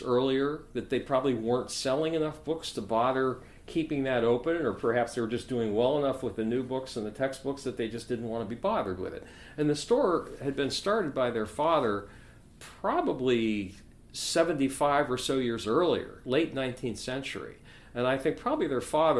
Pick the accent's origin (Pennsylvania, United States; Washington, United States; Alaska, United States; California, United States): Pennsylvania, United States; near Philadelphia; moved away as an adult; also born or lived in Yardley, Pennsylvania / Baltimore, Maryland / Manhattan, New York / Marshfield, Wisconsin; I was raised near Philadelphia